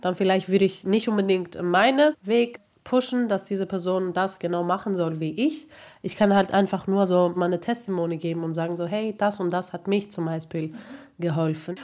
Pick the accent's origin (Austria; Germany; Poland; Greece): Greece; moved away; ich halt eben aufgewachsen bin in Griechenland